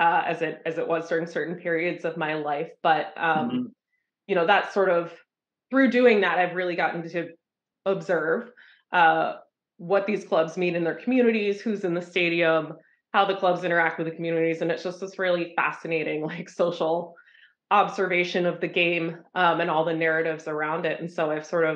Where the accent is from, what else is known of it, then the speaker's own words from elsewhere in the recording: Franklin County, Pennsylvania, United States; also born or lived in South Philadelphia; now in Philadelphia, United States; I'm from Franklin County, Pennsylvania, originally. So I grew up playing, local youth soccer there